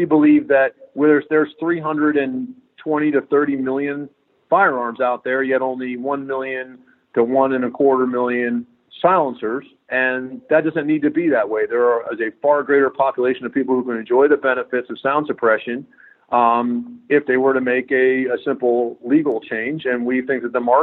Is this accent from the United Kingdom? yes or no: no; New England, United States; also born or lived in Southeast US; now in Texas, United States; I live in Texas. I've lived all throughout the Southeast, but I grew up in New England